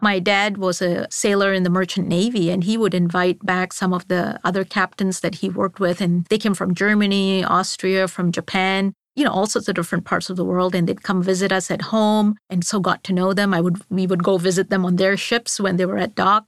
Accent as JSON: {"language": "English", "country": "Singapore", "tie": "born or raised there", "also_born_or_lived": "Mumbai, India / Boston, Massachusetts / Rotterdam, Netherlands", "moved": "as an adult", "said": "I grew up in Singapore all the way through high school."}